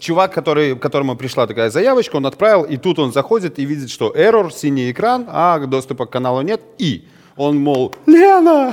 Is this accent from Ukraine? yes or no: no; Belarus; у нас в стране, а мы из Беларуси вещаем